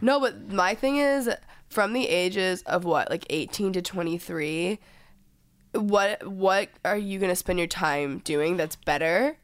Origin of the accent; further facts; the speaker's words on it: Texas, United States; now in Los Angeles, United States; growing up in Texas